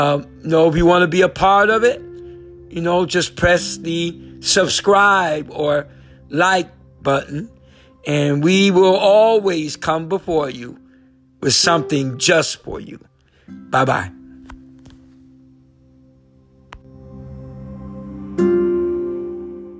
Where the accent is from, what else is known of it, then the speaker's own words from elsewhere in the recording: New Haven, Connecticut, United States; I'm from Connecticut, New Haven, Handham region.